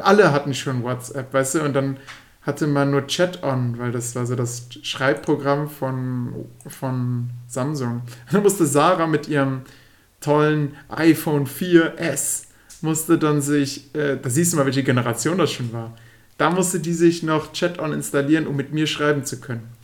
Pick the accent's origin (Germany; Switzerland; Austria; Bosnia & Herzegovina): Germany; Würm; moved away; Bin dann nach Hause gefahren, also in meine Geburtsstadt, also da, wo ich groß geworden bin. Ja, in, nach Würm, das wisst ihr ja. Ich oh, ähm, bin ja ein Würmer.